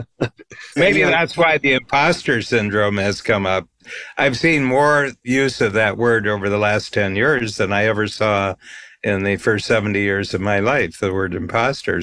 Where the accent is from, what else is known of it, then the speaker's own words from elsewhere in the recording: Ohio, United States; we were growing up in Ohio